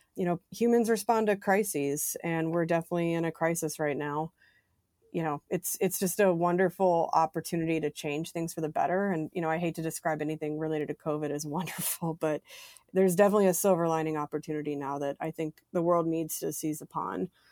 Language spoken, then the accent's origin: English; Mississippi Gulf Coast, United States; moved away; also born or lived in United Kingdom; I grew up in Mississippi on the Gulf Coast